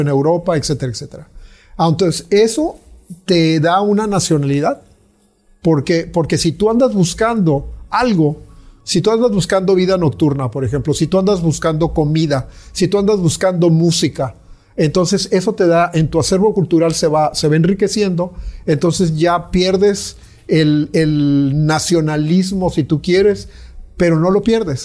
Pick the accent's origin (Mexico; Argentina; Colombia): Mexico; moved away as an adult; now in Mérida, Mexico; si soy mexicano, pues tengo que tener una voz de, lo que vivo, ¿no? Pero yo tengo 67 años y yo salí de mi país